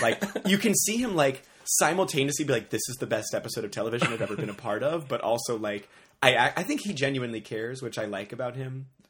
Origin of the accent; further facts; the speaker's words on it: New Orleans, Louisiana, United States; moved away as an adult; also born or lived in Chicago; I grew up in New Orleans. I was born and raised in New Orleans.